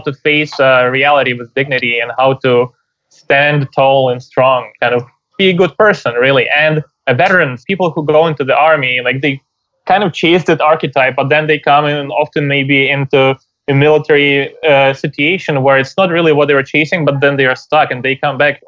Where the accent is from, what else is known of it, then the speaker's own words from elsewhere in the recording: Ukraine; moved away; I'm from Ukraine originally